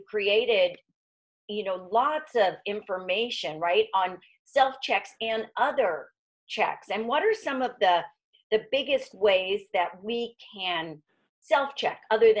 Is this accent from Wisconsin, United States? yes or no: no; Miami Beach, Florida, United States; growing up in Miami Beach, Florida